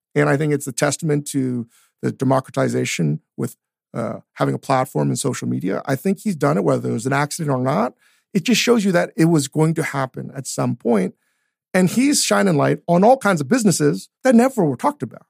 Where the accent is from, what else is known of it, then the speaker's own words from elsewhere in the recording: Northern Virginia, United States; also born or lived in Richmond; I grew up in Northern Virginia.